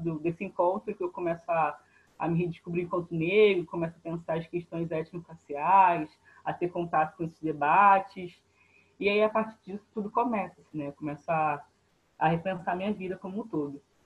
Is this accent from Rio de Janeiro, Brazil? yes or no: yes; Rio de Janeiro, Brazil; Sou, sou de Bangu, né, na Zona Oeste do Rio de Janeiro